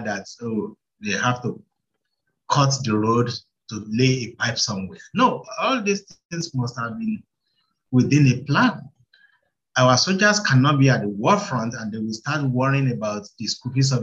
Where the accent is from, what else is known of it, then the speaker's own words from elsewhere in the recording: Ipetumodu, Osun, Nigeria; you schooled in Ikpetumodu, which is my hometown